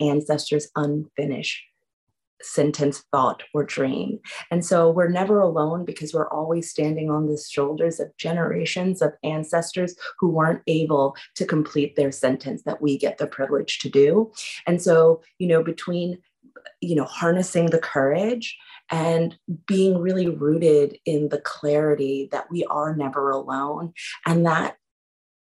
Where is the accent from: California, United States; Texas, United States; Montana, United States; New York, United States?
New York, United States; New York City; Born and raised in Harlem, New York City, to two artists, radical artists